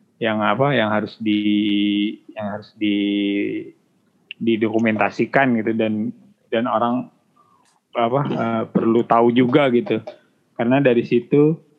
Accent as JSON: {"language": "Indonesian", "town": "Bogor", "region": "West Java", "country": "Indonesia", "said": "gue orang Bogor"}